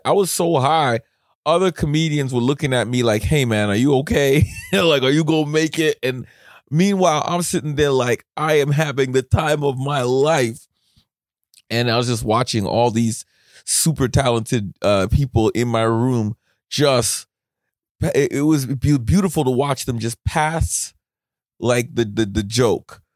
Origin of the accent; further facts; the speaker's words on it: Canada; as a Canadian